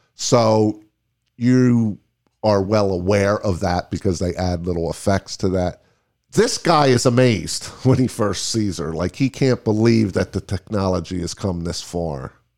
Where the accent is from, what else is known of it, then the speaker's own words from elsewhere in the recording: Las Vegas, Nevada, United States; we are from Las Vegas.